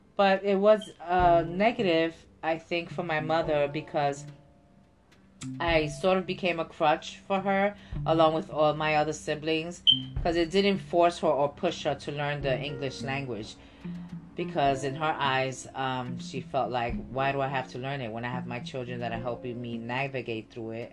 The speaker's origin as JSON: {"language": "English", "town": "New York City", "region": "New York", "country": "United States", "tie": "born or raised there", "said": "I myself was born and raised in New York City"}